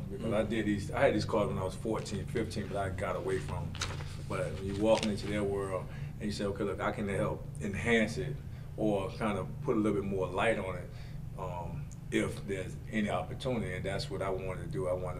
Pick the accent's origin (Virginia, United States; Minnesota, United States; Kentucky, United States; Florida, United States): Florida, United States; South; especially if you're growing up in South Florida.